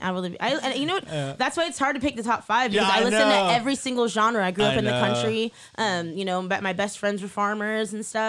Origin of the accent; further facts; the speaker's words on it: Petaluma, California, United States; I was a black girl. I grew up in Petaluma with a bunch of white folks.